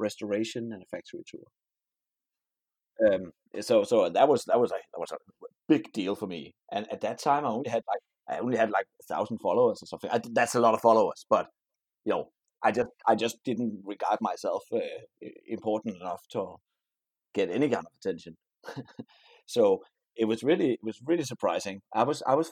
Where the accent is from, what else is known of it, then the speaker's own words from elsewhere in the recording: Denmark; I'm from Denmark